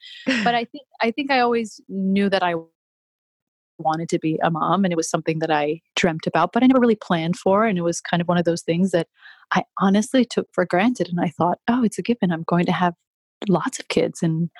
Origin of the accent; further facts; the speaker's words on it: Greece; moved away as an adult; also born or lived in England; now in New York, United States; I was born in New York, but I was raised in Greece. So I left when I was very young, and I went to university in England.